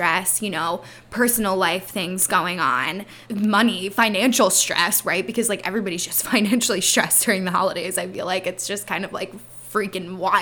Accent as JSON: {"language": "English", "region": "Pennsylvania", "country": "United States", "said": "I am from Pennsylvania"}